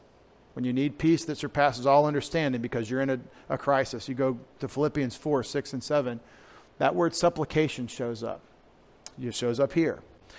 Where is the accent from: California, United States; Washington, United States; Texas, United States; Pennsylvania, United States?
Texas, United States; If I say prayer the way I grew up in East Texas, it's 2 syllables.